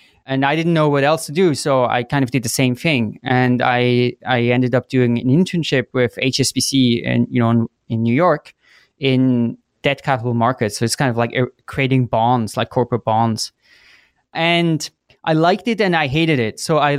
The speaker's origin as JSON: {"language": "English", "country": "Switzerland", "tie": "born or raised there", "also_born_or_lived": "Chicago, United States", "moved": "as an adult", "said": "So I grew up in Switzerland, and then after high school, I went to the US for college. So I went to Chicago"}